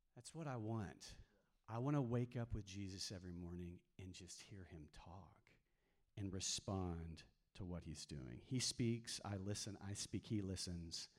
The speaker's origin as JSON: {"language": "English", "region": "Texas", "country": "United States", "tie": "born or raised there", "also_born_or_lived": "New Mexico", "said": "I grew up mainly in Texas, um, but I spent four, four, years in the mountains of New Mexico when I was a kid"}